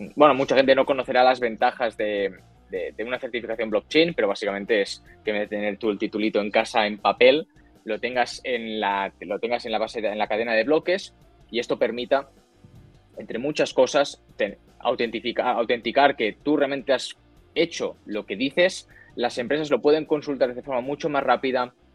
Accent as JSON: {"language": "Spanish", "town": "Barcelona", "region": "Catalonia", "country": "Spain", "moved": "as an adult", "lives_now": "Madrid, Spain", "said": "yo soy de Barcelona, soy de, España, ahora me he mudado a Madrid por, temas de, faena"}